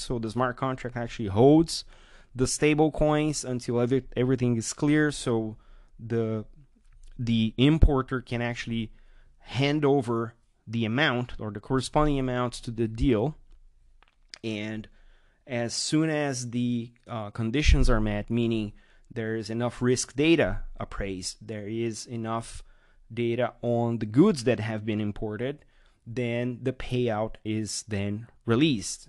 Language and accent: English; Brazil; my home country, Brazil.